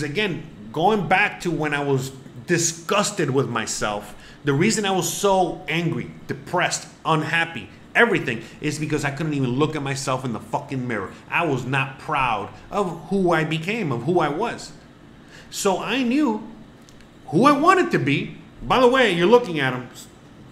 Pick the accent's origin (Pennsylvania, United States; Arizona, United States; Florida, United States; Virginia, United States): Florida, United States; Miami; moved away as an adult; also born or lived in Seattle; I'm from Miami.